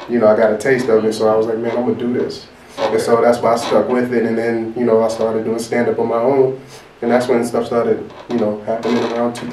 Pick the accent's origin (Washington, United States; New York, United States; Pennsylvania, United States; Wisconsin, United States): New York, United States; Amityville; Amityville was fun, man. I love growing up